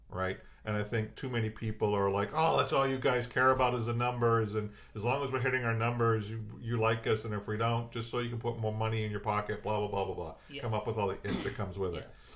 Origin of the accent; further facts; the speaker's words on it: Worcester, Massachusetts, United States; I'm from Worcester, Massachusetts